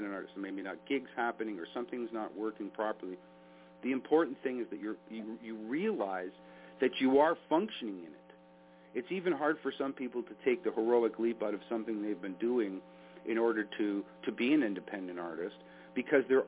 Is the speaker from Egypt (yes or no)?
no; Canada; as a Canadian